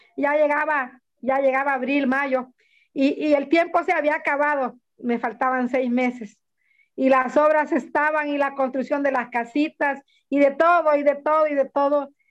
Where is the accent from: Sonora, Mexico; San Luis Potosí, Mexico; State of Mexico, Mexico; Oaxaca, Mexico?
Oaxaca, Mexico; Reforma de Pineda; soy de Reforma de Pineda